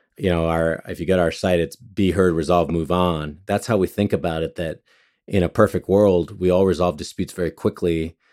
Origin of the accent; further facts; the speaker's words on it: Monterey Park, California, United States; also born or lived in Los Angeles; I grew up mostly in Monterey Park and grew up also in downtown